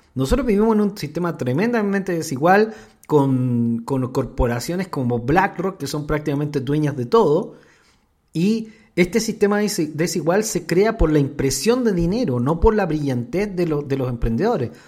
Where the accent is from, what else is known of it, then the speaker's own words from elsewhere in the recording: Chile; yo soy chileno